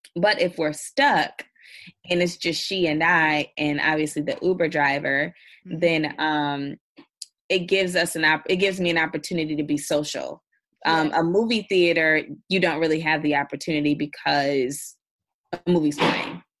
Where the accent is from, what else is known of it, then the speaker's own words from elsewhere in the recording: Indiana, United States; now in New York, United States; I'm originally from Indiana, so I I'm used to very rural towns.